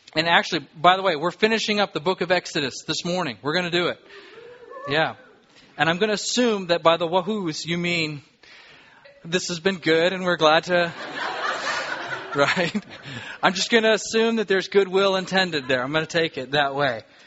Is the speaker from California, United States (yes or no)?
yes; Southern California, United States; now in Alaska, United States; I grew up in Southern California.